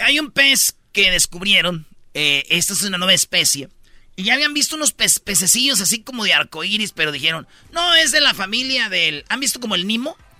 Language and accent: Spanish; Mexico; somos mexicanos